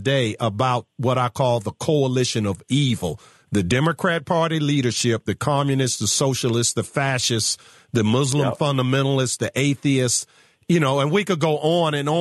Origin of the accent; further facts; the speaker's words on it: Virginia, United States; my home state of Virginia